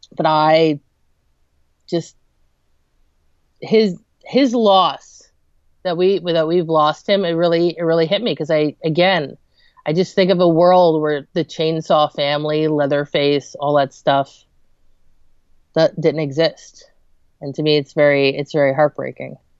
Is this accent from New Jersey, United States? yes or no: yes; New Jersey, United States; I'm from New Jersey